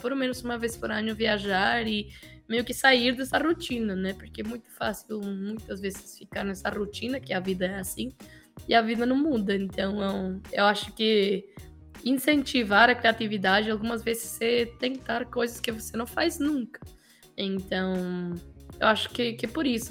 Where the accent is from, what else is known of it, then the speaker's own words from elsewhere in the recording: Mexico; Portuguese is a second language; moved away as an adult; also born or lived in Florianópolis, Brazil; eu não sou colombiano, eu sou mexicano